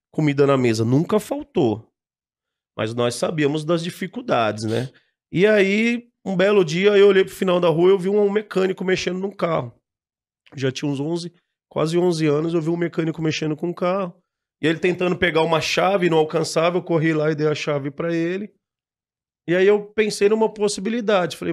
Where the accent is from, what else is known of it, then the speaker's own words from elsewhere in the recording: Guarulhos, São Paulo, Brazil; Ah, eu moro em Guarulhos, eu moro lá até hoje. Existia um pasto lá